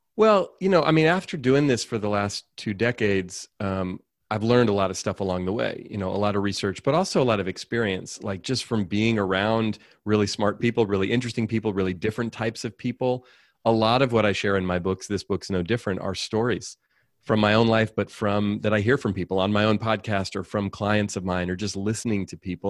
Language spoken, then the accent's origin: English; Oakland, California, United States; I grew up in Oakland, California, raised by a single mom